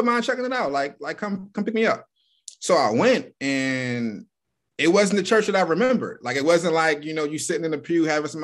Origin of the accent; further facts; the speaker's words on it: Baltimore, Maryland, United States; moved away as an adult; now in Columbus, United States; Born and raised in Baltimore, Maryland